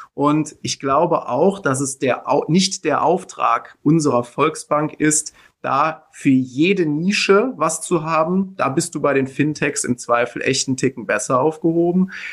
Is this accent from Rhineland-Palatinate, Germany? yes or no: yes; Middle Rhine, northern Rhineland-Palatinate, Germany; meine Heimatregion, meine Region, aus der ich komme